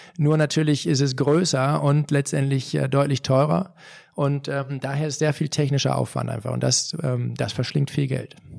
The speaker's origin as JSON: {"language": "German", "country": "Germany", "said": "als Deutsche"}